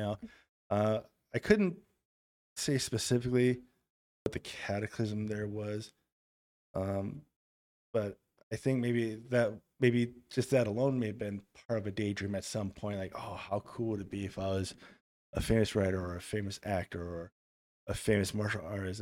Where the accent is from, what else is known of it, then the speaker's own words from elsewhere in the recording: Germany; moved away; also born or lived in Milwaukee, Wisconsin / Kenosha, Wisconsin; I was raised in Germany